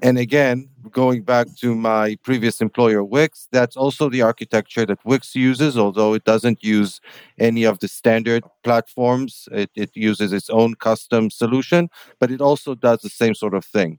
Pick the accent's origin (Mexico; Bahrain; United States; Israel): Israel; Tel Aviv, Tel Aviv District; in my hometown